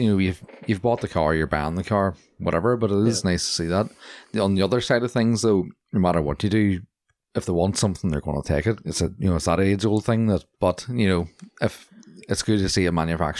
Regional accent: Bangor, Northern Ireland, United Kingdom; that North Down, you know, I'm from Bangor culture.

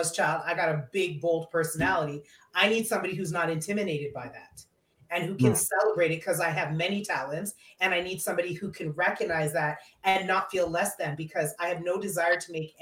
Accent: Canada; I was born in Canada

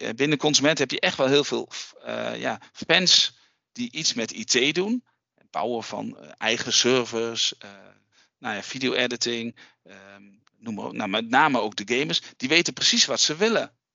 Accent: Raalte, Overijssel, Netherlands; accent: eastern Dutch; wij zitten hier in Raalte, dat is het oosten van Nederland. Heb je misschien wel gehoord aan mijn accent, een beetje.

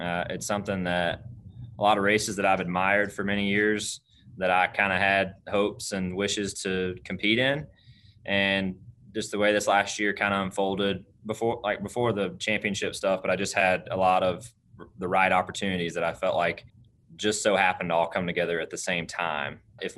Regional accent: Dawsonville, Georgia, United States; here to my hometown

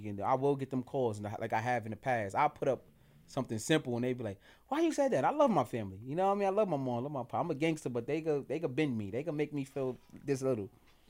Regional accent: Bronx, New York, United States; also born or lived in Harlem; in the Bronx, Castle Hill Project. That's where I'm a BX representative. That's where my roots begin as like a child. That's where I grew up at.

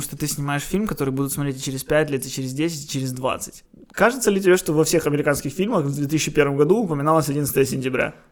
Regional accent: Ukraine; Я украинец, я люблю тот факт, что я украинец, я люблю Украину.

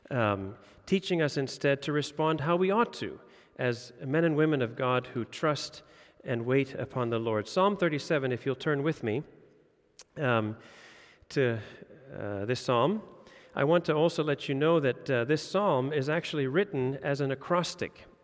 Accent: Indonesia; now in Denmark; Uh, I grew up in Indonesia. We saw corruption and bribery all the time.

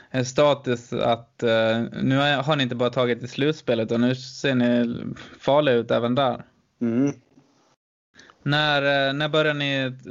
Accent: Dalarna County, Sweden; Det må, det må ju man som dalmas inte pissa av.

